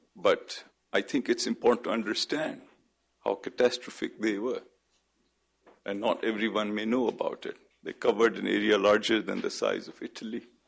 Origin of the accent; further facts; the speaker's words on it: Pakistan; as a Pakistani